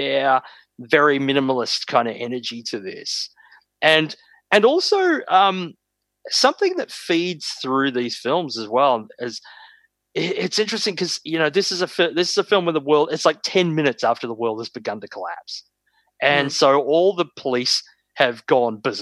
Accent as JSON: {"language": "English", "town": "Sunbury", "region": "Victoria", "country": "Australia", "tie": "born or raised there", "said": "I spent time growing up around Sunbury"}